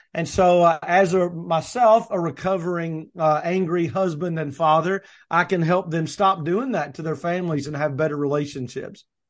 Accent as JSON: {"language": "English", "region": "the South", "country": "United States", "said": "I say niche, people say niche. I'm from the South"}